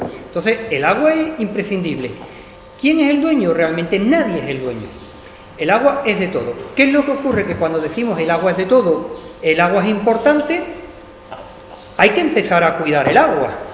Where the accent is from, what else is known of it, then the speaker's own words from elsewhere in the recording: Jerez de la Frontera, Andalusia, Spain; moved away as an adult; Yo nací aquí en Jerez. Lo que ocurre que, que me fui a estudiar fuera de Jerez